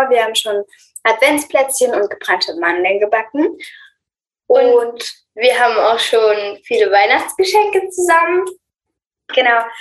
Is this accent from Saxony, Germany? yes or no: yes; Leipzig, Saxony, Germany; wir sind elf und zwölf Jahre alt und wir kommen aus Leipzig.